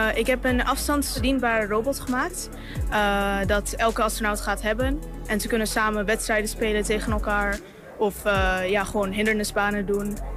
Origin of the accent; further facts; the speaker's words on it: Houston, Texas, United States; Dutch is a second language; moved away as an adult; now in Netherlands; ik ben Amerikaans, zoals je misschien hoort. Ik, eh, ik kom ook uit Houston